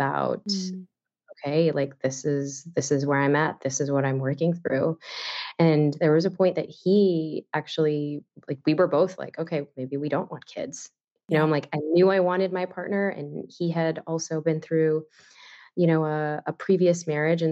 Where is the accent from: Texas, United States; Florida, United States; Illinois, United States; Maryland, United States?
Illinois, United States; Chicago; I born and raised in Chicago